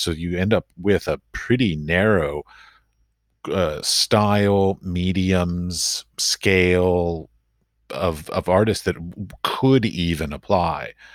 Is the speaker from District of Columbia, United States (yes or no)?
yes; Washington, District of Columbia, United States; moved away as an adult; also born or lived in Middle East; now in Czech Republic; I grew up in Washington, D C, so I knew lots of diplomats growing up